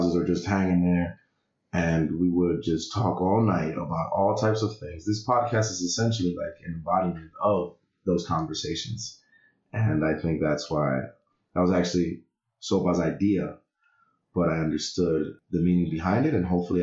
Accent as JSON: {"language": "English", "town": "New York City", "region": "New York", "country": "United States", "said": "I am from the Heights."}